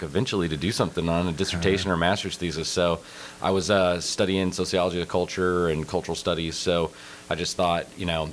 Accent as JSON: {"language": "English", "region": "South Carolina", "country": "United States", "also_born_or_lived": "Blacksburg, Virginia", "moved": "as an adult", "said": "I'm originally from South Carolina."}